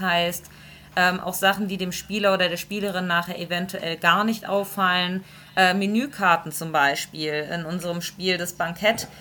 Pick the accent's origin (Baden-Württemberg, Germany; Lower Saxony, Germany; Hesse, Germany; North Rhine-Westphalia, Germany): Lower Saxony, Germany; now in Stuttgart, Germany; Ich komme tatsächlich ursprünglich ganz aus dem Norden, aus Niedersachsen